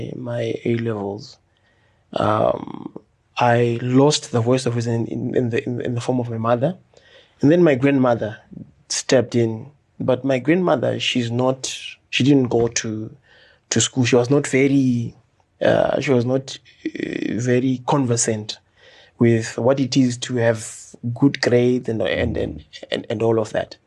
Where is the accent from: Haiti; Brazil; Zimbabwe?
Zimbabwe; Chitungwiza, Mashonaland East; I grew up in Chitungwiza. I went to Farai Primary School